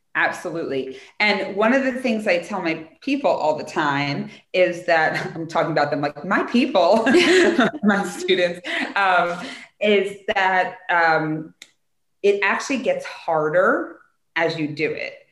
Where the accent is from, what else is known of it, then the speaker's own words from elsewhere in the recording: United States; as an American culture